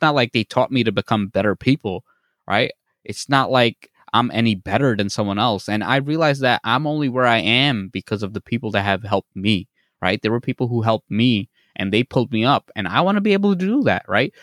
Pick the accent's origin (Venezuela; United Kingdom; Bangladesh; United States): Bangladesh; I'm from Bangladesh